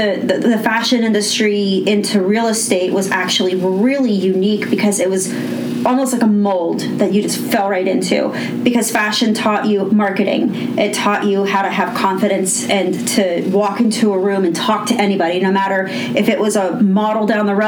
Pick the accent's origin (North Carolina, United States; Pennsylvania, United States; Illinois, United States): Pennsylvania, United States; Pittsburgh; I grew up in Knoxville, which is just a little bit of outside of Mount Oliver.